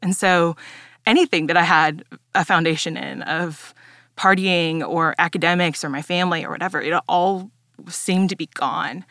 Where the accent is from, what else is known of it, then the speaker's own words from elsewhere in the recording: Dallas, Texas, United States; I grew up here in Dallas, um, but I grew up in a Mexican-Italian household